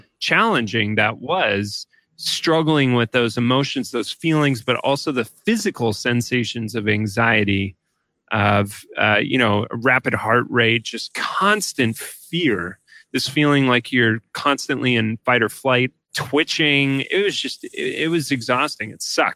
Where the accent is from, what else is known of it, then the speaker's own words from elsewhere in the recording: Highlands Ranch, Colorado, United States; moved away as an adult; also born or lived in San Francisco; I grew up in Colorado in a city called Highlands Ranch. It's 20 minutes south of Denver